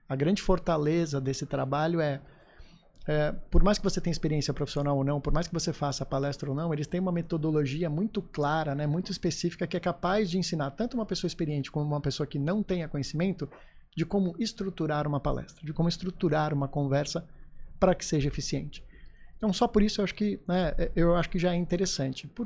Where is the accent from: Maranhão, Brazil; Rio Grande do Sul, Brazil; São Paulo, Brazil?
São Paulo, Brazil; now in Florianópolis, Brazil; sou, sou paulistano.